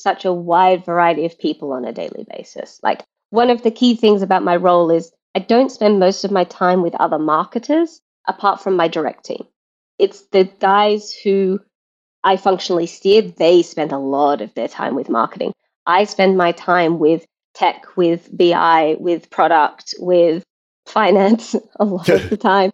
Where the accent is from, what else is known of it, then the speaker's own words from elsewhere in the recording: Australia; moved away; I'm Australian, where we're quite blunt as a culture